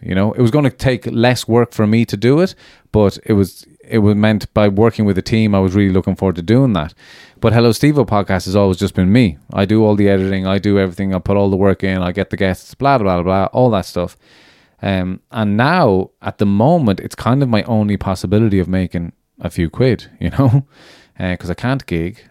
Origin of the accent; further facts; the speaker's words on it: Ireland; moved away as an adult; also born or lived in London; celebrating being Irish